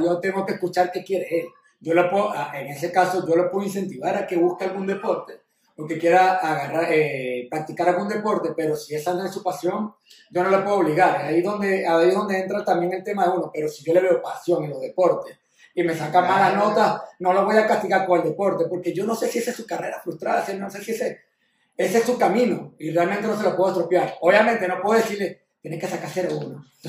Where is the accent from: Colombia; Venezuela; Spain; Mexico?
Venezuela; mis raíces están, somos venezolanos